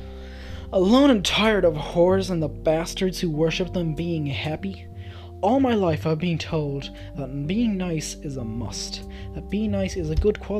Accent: Dublin, Leinster, Ireland; not my hometown, but I'm from Dublin

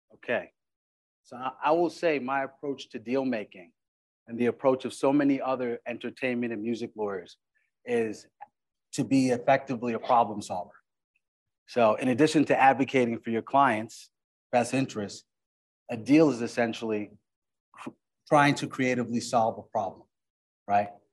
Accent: Uniondale, New York, United States; also born or lived in Flatbush, Brooklyn, New York; I was grew up in Uniondale, Long Island

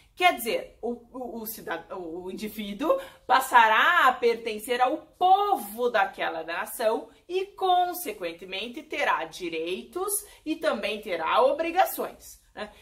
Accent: Brazil

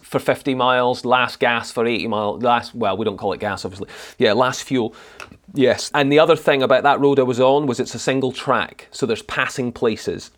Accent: Thurso, Scotland, United Kingdom; also born or lived in Edinburgh; now in Glasgow, United Kingdom; I was born in Edinburgh, but I moved up to the Highland, up to Thursday in the Highlands when I was three.

